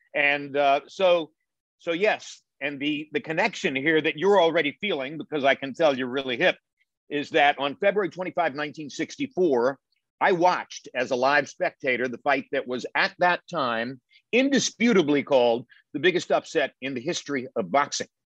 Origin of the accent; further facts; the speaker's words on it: Hendersonville, North Carolina, United States; moved away; I was originally from Hendersonville, North Carolina